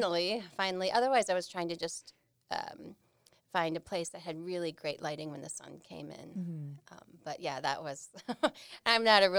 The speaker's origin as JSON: {"language": "English", "town": "Milwaukee", "region": "Wisconsin", "country": "United States", "tie": "born or raised there", "said": "Well, I am a hometown Milwaukee girl."}